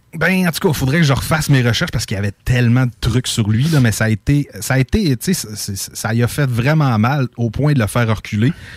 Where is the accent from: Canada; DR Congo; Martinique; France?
Canada; Lac Saint-Jean, Quebec; nous autres, on a beaucoup de plages. D'ailleurs, dans mon patelin, on a 7 km de plage.